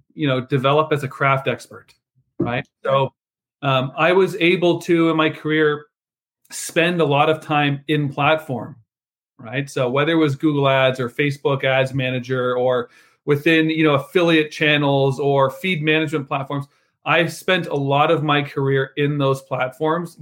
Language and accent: English; Canada; moved away as an adult; now in United States; as a Canadian expat, I've only been in the US for 5 years